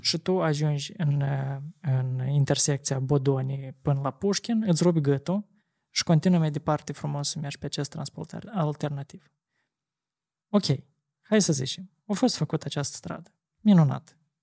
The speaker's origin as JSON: {"language": "Romanian", "region": "Chișinău", "country": "Moldova", "tie": "born or raised there", "said": "sectorul Rășcanovca pentru că eu acolo am copilărit toată mm-hmm. viața"}